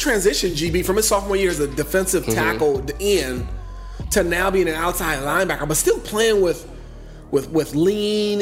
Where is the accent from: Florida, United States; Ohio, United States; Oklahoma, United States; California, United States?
California, United States; Gardena; also born or lived in South Central LA; I was from the South Bay. I'm from, you know, Gardena, Hawthorne area